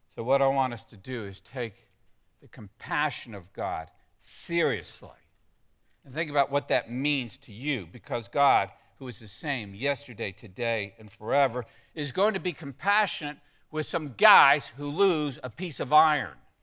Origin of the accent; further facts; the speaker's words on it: Texas, United States; when I grew up in Texas